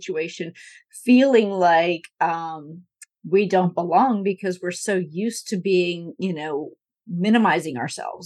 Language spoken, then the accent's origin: English; Northeast, United States; I grew up in the Northeast